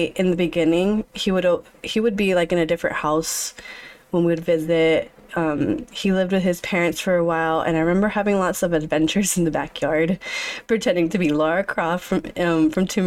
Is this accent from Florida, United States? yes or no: yes; Orlando, Florida, United States; I was born May 1st in Orlando, Florida.